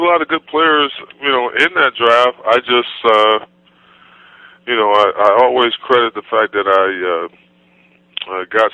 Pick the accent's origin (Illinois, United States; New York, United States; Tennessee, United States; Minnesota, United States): New York, United States; Buffalo; growing up in Buffalo, Buffalo, New York